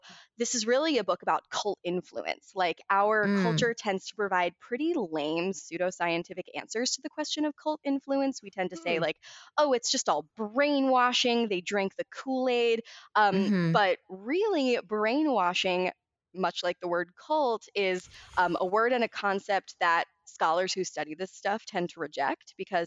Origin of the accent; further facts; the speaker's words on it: Baltimore, Maryland, United States; now in Los Angeles, United States; I grew up in Baltimore.